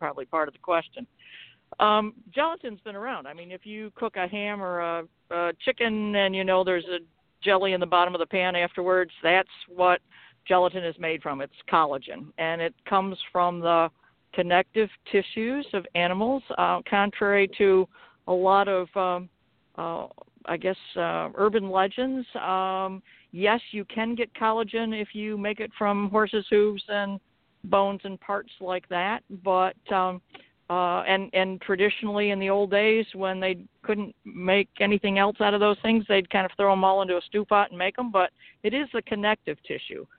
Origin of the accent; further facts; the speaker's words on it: LeRoy, New York, United States; I'm from LeRoy, New York, and that's where I'm calling from